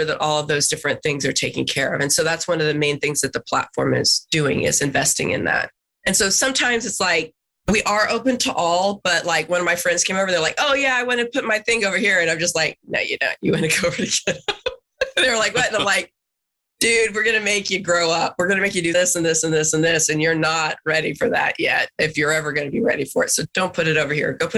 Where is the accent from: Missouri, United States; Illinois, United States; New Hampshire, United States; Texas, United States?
Texas, United States; being a Texan